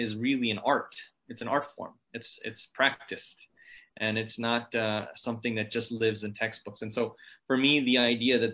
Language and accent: English; Ohio, United States; I grew up in Ohio, which is, if you're familiar with the United States, kind of in the center of it